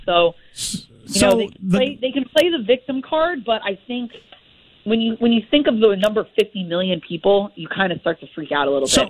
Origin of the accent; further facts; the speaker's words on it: Miami, Florida, United States; I was born and raised in Miami